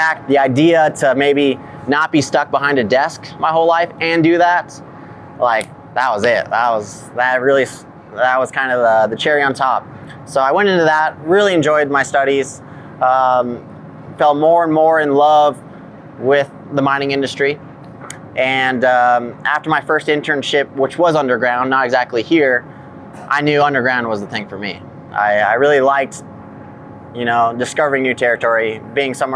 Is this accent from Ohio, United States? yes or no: no; Las Vegas, Nevada, United States; moved away; also born or lived in South Dakota; I'm from Las Vegas, Nevada.